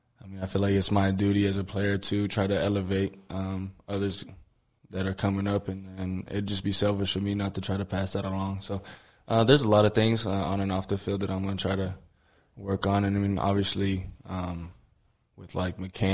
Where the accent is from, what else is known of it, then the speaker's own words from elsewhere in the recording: Hobbs, New Mexico, United States; moved away as an adult; now in El Paso, United States; my hometown in Hobbs, New Mexico